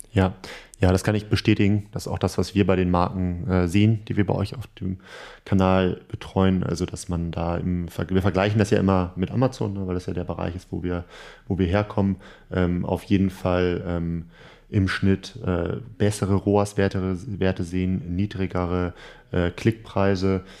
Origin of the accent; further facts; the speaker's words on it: Northern Germany, Germany; wir Norddeutschen